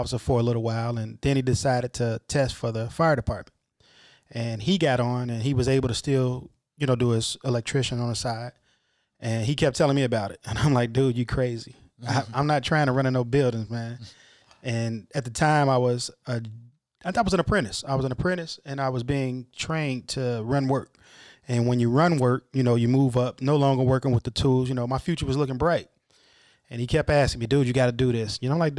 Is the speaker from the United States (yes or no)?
yes; Chicago, Illinois, United States; also born or lived in Dolton; Originally from the south side of Chicago. Grew up 79th and Honoree. I think I was about fourth grade, moved out to the suburbs, south suburbs, Dalton. Moved back to the city when I took the job in 2009.